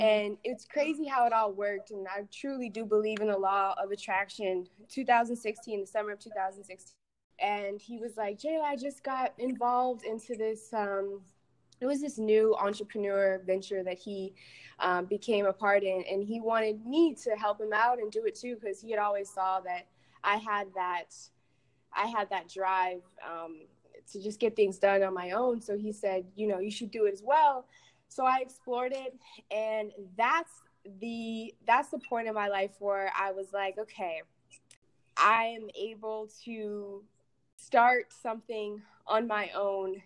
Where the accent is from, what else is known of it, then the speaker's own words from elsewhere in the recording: Aurora, Colorado, United States; moved away as an adult; now in Atlanta, United States; I grew up in Aurora, Colorado. Um, grew up there my whole life